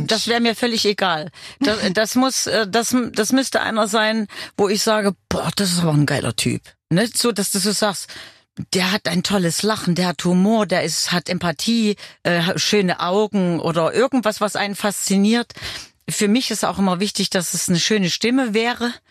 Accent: Weimar, Thuringia, Germany; moved away as an adult; Ich komme zurück in meine Heimatstadt.

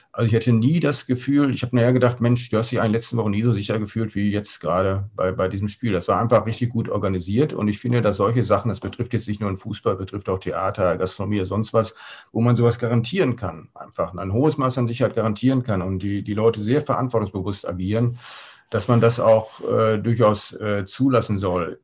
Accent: Ruhr area, North Rhine-Westphalia, Germany; moved away as an adult; now in Altenberge, Germany; ich komme ja aus dem Ruhrgebiet

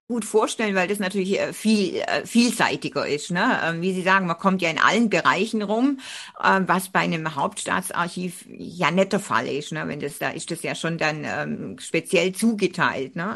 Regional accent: Göppingen, Baden-Württemberg, Germany; sind wir beide ja im Reusch aufgewachsen

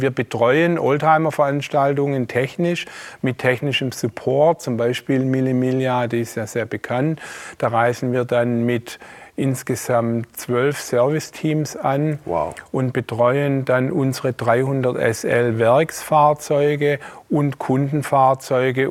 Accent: Esslingen, Baden-Württemberg, Germany; ich bin äh, hier im Schwabenland geboren, in Esslingen

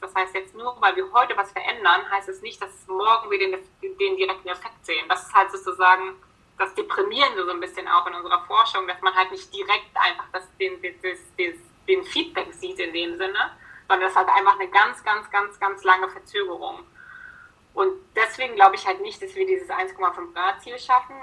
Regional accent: Berlin, Germany; moved away; ich komme im Ursprung aus Berlin

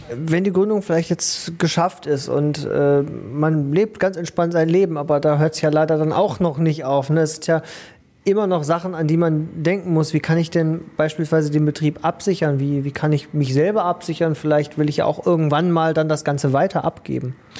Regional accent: Ruhr area, North Rhine-Westphalia, Germany; bei uns im Ruhrgebiet schießen ja im Moment auch die Start-ups wie die Pilze aus dem Boden

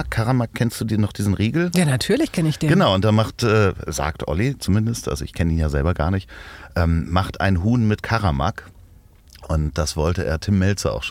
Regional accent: Hamburg, Germany; für mich als Hamburger

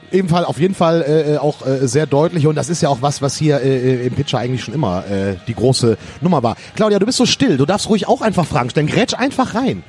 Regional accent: Rhineland, Germany; ich bin Rheinländer.

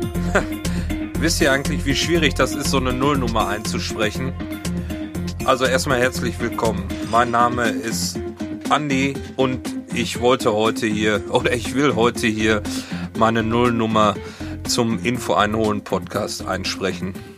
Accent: Hagen, North Rhine-Westphalia, Germany; moved away as an adult; now in Hamburg, Germany; Ich bin 1971 in Hagen, Nordrhein-Westfalen geboren

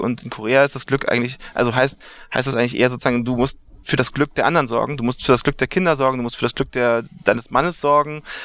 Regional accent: Berlin, Germany; moved away as an adult; now in New York, United States; ich komme aus Berlin, äh, Westteil von Berlin, da bin ich geboren.

